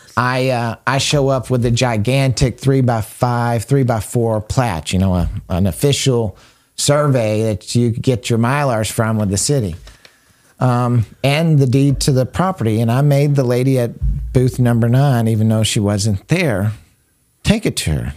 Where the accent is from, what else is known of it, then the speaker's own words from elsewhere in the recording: United States; I love being an American